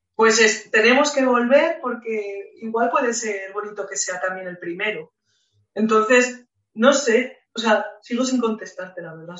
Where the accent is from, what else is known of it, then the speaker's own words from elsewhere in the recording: Spain; also born or lived in Lisbon; soy española